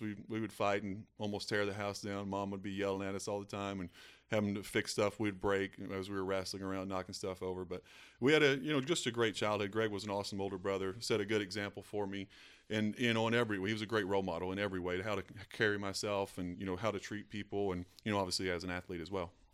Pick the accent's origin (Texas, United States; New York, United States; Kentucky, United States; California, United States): Kentucky, United States; Eastern; a kid growing up in Eastern Kentucky